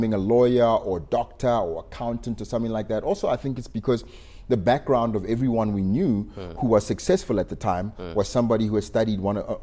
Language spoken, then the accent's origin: English; Pretoria, Gauteng, South Africa; also born or lived in Soshanguve / Mabopane / Atteridgeville; I'm a totally Pretoria guy. I was born in Mamelodi.